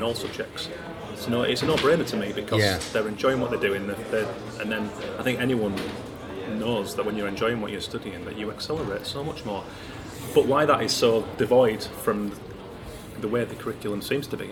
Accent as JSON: {"language": "English", "town": "Keighley", "region": "Yorkshire and the Humber", "country": "United Kingdom", "tie": "born or raised there", "said": "I grew up in Keighley just outside Bradford and Leeds originally."}